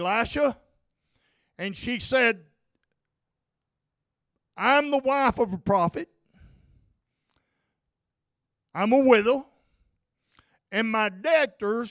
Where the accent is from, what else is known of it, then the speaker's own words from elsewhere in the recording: North Arkansas, United States; I grew up in North Arkansas in the hills